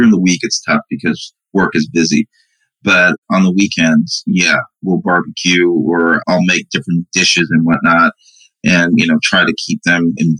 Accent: Brooklyn, New York, United States; born there; And then my mom came in 70. And I was born in 71. So he came first. My mom came behind him. And I was born in Brooklyn in 71.

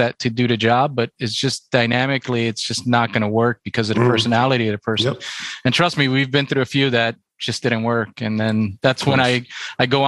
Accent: Puerto Rico; I'm from Puerto Rico

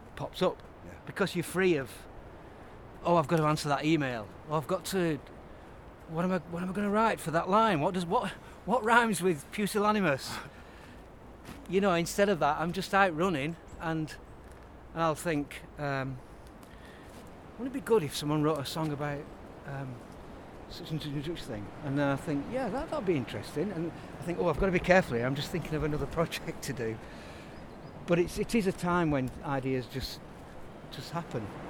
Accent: Burnley, North West England, United Kingdom; moved away as an adult; now in Leeds, United Kingdom; I'm from Lancashire. I'm from Burnley

